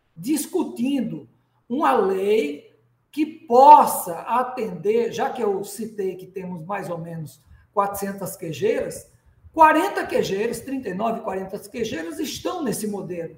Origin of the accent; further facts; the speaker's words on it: Rio Grande do Norte, Brazil; Estou aqui em Natal, no nosso querido Rio Grande do Norte. Potiguar